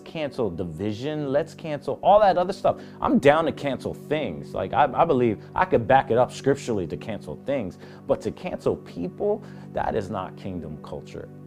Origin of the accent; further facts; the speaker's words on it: Puerto Rico; I'm a Puerto Rican